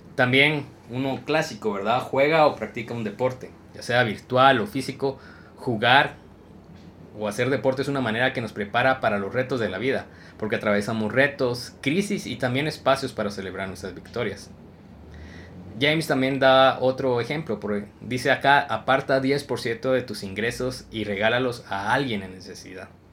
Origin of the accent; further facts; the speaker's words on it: Guatemala; me encontré con otro compatriota Chapín